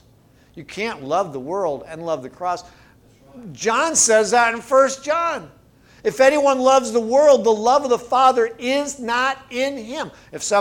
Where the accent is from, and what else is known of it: United States